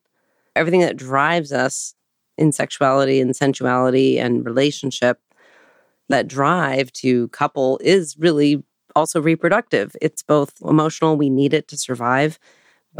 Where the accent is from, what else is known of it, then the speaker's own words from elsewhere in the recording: Portland, Oregon, United States; also born or lived in Hawaii; now in New York City, United States; I grew up in Portland, riding around on the TriMet bus in the rain